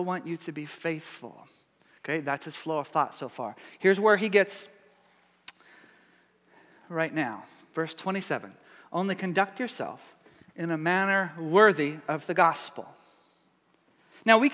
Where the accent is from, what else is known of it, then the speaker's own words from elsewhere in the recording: East Texas, United States; I'm Texan. I was raised in East Texas